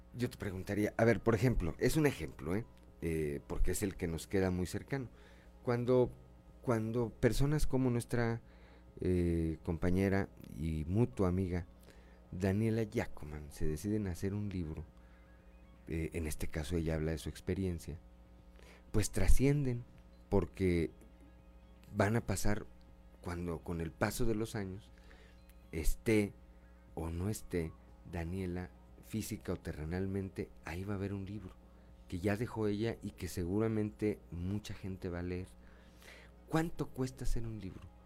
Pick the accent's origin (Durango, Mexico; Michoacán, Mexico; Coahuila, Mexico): Coahuila, Mexico; como buenos coahuilenses